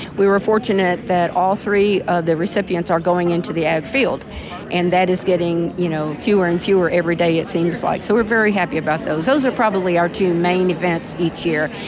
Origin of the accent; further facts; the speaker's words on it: Zavala County, Texas, United States; I'm from Zavala County